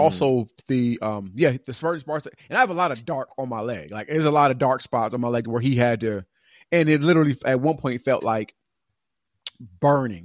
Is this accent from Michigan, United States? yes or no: no; California, United States; moved away as an adult; now in Atlanta, United States; California kinda, like, was my hometown